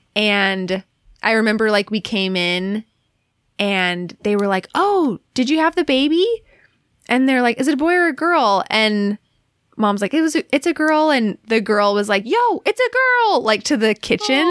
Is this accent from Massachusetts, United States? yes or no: no; Alaska, United States; moved away; also born or lived in Cleveland / Utah; growing up in Alaska